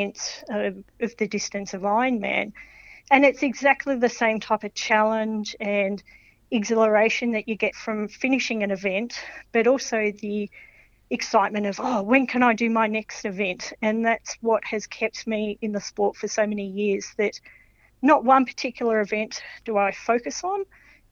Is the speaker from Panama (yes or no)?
no; Melbourne, Victoria, Australia; I grew up in Melbourne